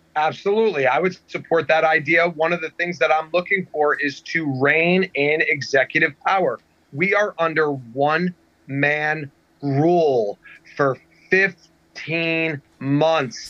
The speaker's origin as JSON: {"language": "English", "region": "New Jersey", "country": "United States", "tie": "born or raised there", "said": "I'm born and raised in New Jersey."}